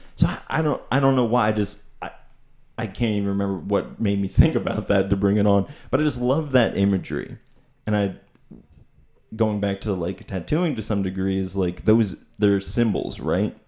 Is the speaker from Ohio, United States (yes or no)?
no; Pottsville, Pennsylvania, United States; also born or lived in Oregon